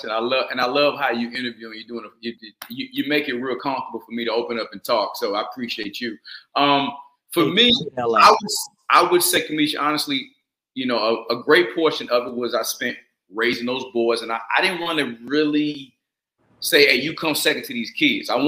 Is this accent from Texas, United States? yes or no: no; Atlanta, Georgia, United States; I was raised in Atlanta, Georgia.